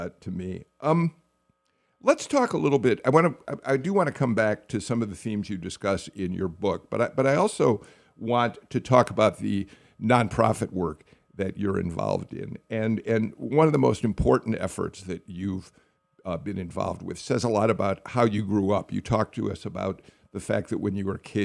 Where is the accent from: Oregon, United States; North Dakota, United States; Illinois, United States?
Illinois, United States; Skokie; now in Georgia, United States; I grew up just outside of Chicago in a town called Skokie